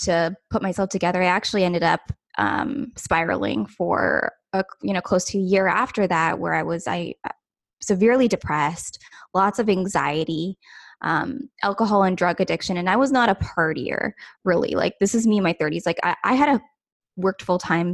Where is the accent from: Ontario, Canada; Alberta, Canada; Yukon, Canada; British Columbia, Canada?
Ontario, Canada; I'm from Ontario, Canada